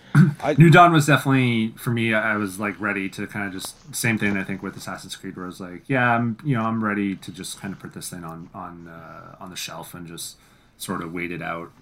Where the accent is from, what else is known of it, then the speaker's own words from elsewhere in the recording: Canada; as Canadian game devs